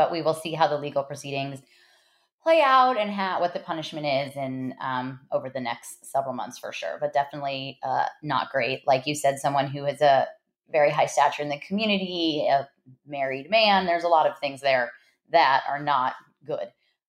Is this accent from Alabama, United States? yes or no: no; Los Angeles, California, United States; I am an LA Dodgers fan as I grew up in Los Angeles.